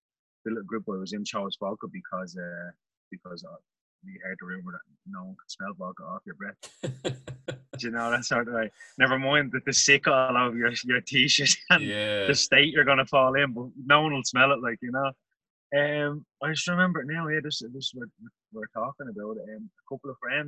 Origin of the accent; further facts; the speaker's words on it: Ireland; I am Irish. I don't think I have any American relations whatsoever